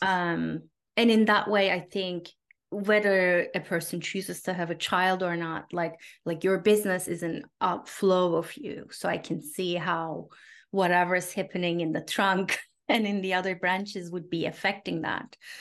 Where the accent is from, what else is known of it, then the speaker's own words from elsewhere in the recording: Turkey; I grew up in Turkey